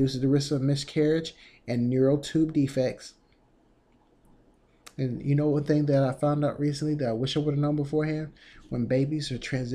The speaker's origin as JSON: {"language": "English", "region": "Texas", "country": "United States", "said": "I'm from Texas"}